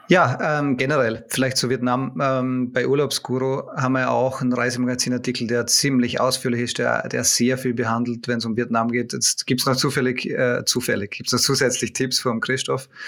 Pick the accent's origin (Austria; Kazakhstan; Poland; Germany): Austria; Vorarlberg; now in Vienna, Austria; Vor allem als Vorarlberger, vor allem als Vorarlberger.